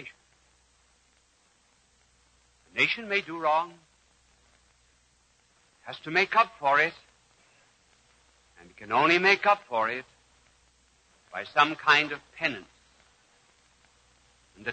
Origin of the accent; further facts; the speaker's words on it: United States; we as American people